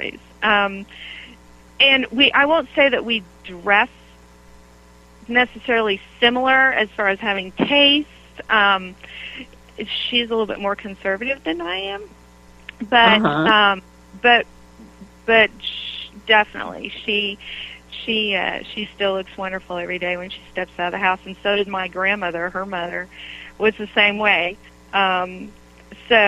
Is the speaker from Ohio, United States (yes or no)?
no; Oklahoma, United States; moved away; also born or lived in Michigan / Connecticut; growing up in Oklahoma, we wore the black patent Mary Janes and the frilly dresses